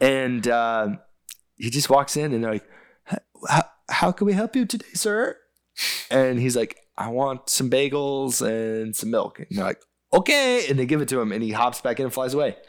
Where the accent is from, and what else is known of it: United States